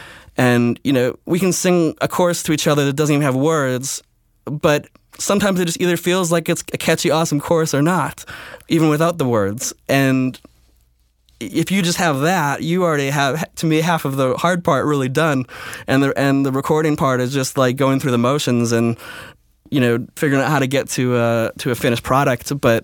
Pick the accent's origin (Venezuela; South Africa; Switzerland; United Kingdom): Switzerland; I grew up, my teenage years, I grew up in Switzerland, and it was all French speaking there when I moved there.